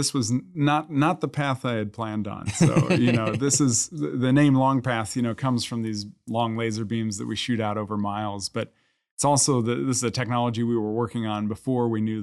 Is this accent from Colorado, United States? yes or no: yes; Colorado, United States; So I'm from Colorado. I went back to Colorado.